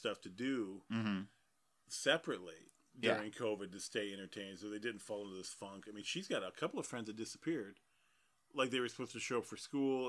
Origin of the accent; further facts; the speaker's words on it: North Carolina, United States; now in Detroit, United States; I grew up in North Carolina and it was a small town